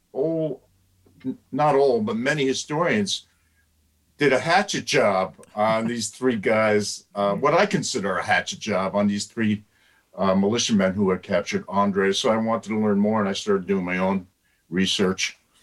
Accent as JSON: {"language": "English", "town": "Somers", "region": "New York", "country": "United States", "tie": "born or raised there", "moved": "as an adult", "lives_now": "Schoharie, United States", "said": "I grew up in Somers in northern Westchester."}